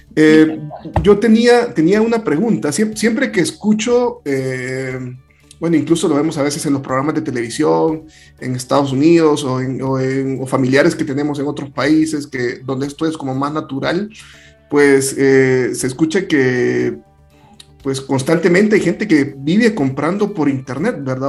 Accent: El Salvador; soy salvadoreño

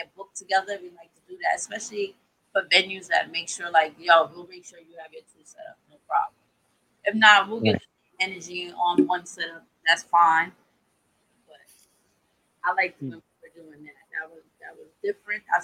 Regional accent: New York City, New York, United States; I'm from the Boogie Down Bronx

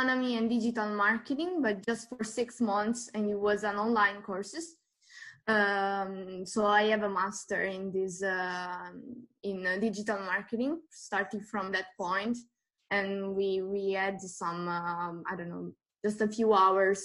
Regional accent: Apulia, Italy; English is a second language; moved away as an adult; also born or lived in Rome, Italy; now in Switzerland; born in Italy, in Puglia. I moved in Switzerland pretty soon when I was about 21. But all my study, I've done it in Italy

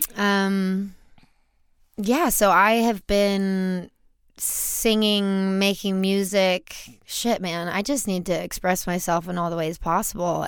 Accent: Baton Rouge, Louisiana, United States; So I grew up in Louisiana. I grew up in Baton Rouge

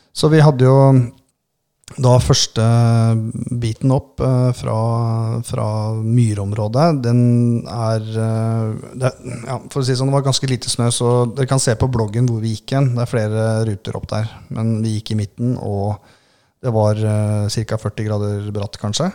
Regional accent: Southern Norway, Norway; vi er jo søringer

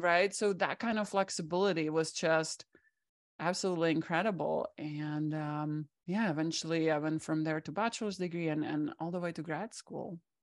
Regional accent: Czechia; English is a second language; moved away as an adult; now in United States; I grew up behind the Iron Curtain

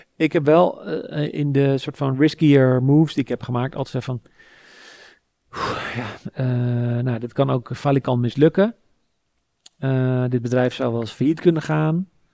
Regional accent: Sassenheim, South Holland, Netherlands; now in Amsterdam, Netherlands; ik ben opgegroeid in Sassenheim, in de Bollestreek

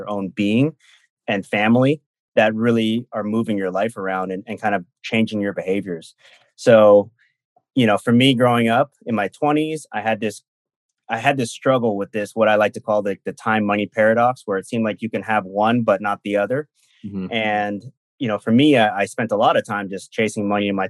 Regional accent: Silicon Valley, California, United States; I'm from Silicon Valley

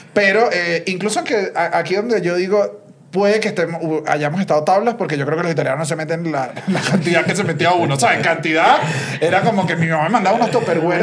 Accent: Venezuela; moved away as an adult; now in Mexico

